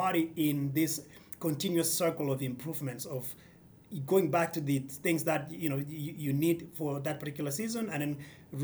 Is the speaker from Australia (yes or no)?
no; Kenya; now in United States